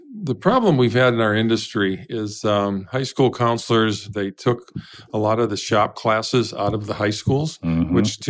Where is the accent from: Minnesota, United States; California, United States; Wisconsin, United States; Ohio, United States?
Minnesota, United States; Pine City; I'm a farm boy from Pine City, Minnesota.